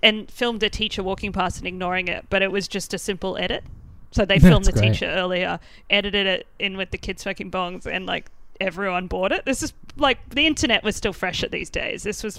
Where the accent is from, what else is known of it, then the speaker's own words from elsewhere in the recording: Ipswich, Queensland, Australia; now in Melbourne, Australia; So I grew up almost outside of Brisbane in Ipswich, rough part of the southeast Queensland, and. That's where I went to primary school.